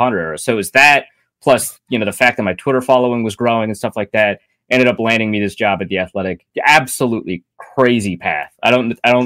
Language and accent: English; North Dakota, United States; moved away; also born or lived in Minnesota; So I was born and raised in North Dakota, lived in Minnesota for most of my life.